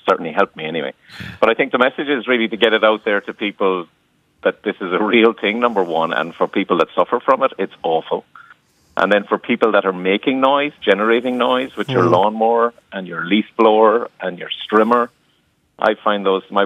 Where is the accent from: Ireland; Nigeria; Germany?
Ireland; Cork, Munster; accent: Cork; now in Elizabeth, New Jersey, United States; I'm from Cork, so you'll pick up the Cork accent